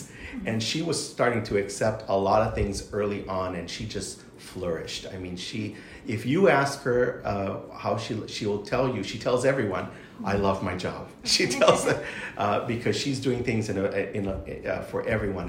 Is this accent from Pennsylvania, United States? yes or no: no; Kauai, Hawaii, United States; also born or lived in Hilo, Hawaii / Arizona; now in Oahu, United States; I was born on Kauai, and most of my family members are there on Kauai